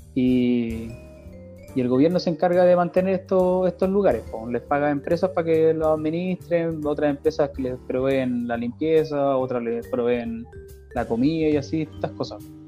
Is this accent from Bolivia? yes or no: no; Chile; moved away as an adult; now in Canada; En Chile tenía una vida relativamente